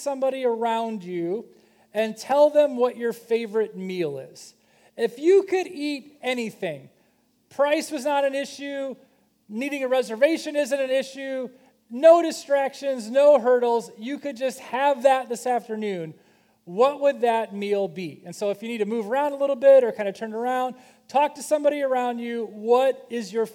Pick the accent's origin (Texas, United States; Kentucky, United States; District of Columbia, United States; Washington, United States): Kentucky, United States; I'm from Kentucky